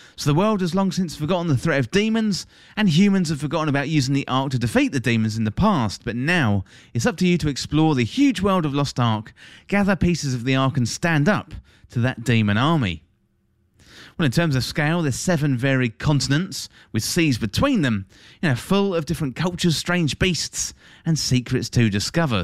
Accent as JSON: {"language": "English", "region": "England", "country": "United Kingdom", "tie": "born or raised there", "said": "my home country, that's England, if you didn't tell from the accent"}